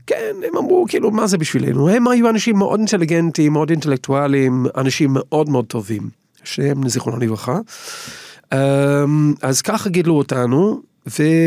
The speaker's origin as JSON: {"language": "Hebrew", "region": "England", "country": "United Kingdom", "tie": "born or raised there", "second_language": "Hebrew", "moved": "as an adult", "lives_now": "Israel", "said": "אני גדלתי באנגליה"}